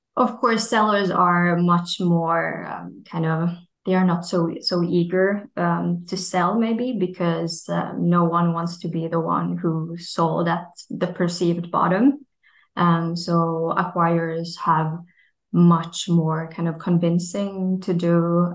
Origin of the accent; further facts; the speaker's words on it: Finland; my home country, Finland